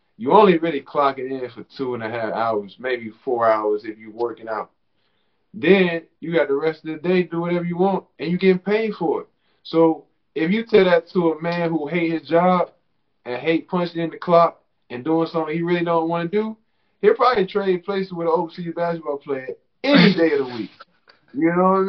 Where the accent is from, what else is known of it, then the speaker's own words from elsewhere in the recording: Riverdale, United States; moved away as an adult; growing up in Riverdale